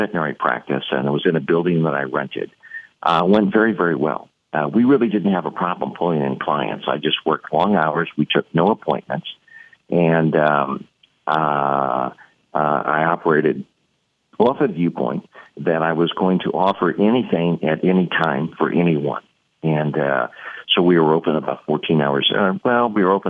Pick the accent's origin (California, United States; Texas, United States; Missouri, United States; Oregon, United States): Missouri, United States; St. Louis; I was from St. Louis, Missouri